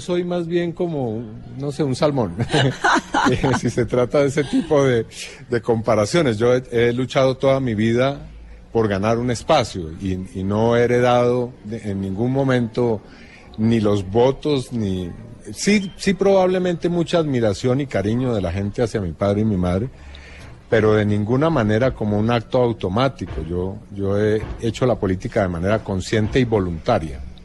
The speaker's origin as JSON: {"language": "Spanish", "country": "Colombia", "moved": "yes"}